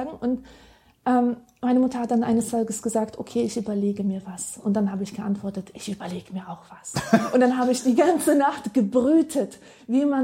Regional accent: Silesian Voivodeship, Poland; Also ich, äh, in, ich komme ja aus Oberschlesien

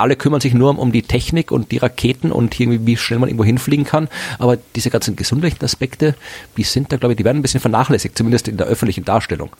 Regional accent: Austria; now in Germany; bei uns in Österreich

